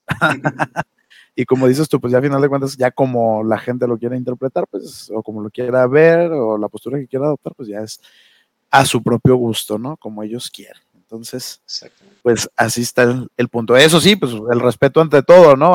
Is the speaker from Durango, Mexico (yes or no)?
yes; Durango, Mexico; now in Ciudad Juárez, Mexico; Soy duranguense